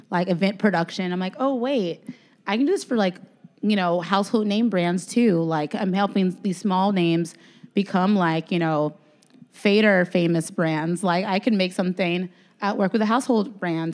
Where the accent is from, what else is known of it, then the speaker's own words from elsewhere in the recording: Chicago, Illinois, United States; I'm from Chicago